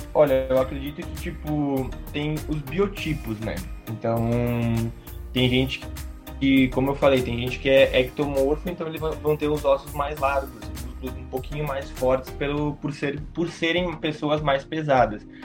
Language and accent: Portuguese; Bento Gonçalves, Rio Grande do Sul, Brazil; eu sou aqui de Bento